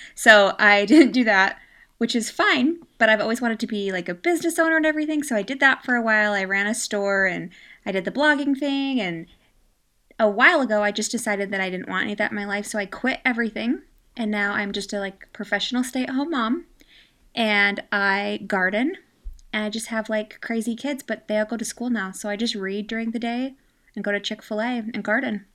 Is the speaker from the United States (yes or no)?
yes; United States; first language English; I'm American, and I only speak English